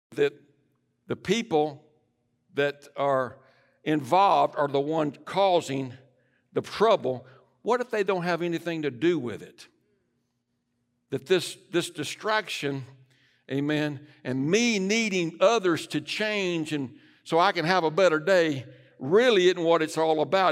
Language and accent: English; United States; I am an American, but I'm a Christian first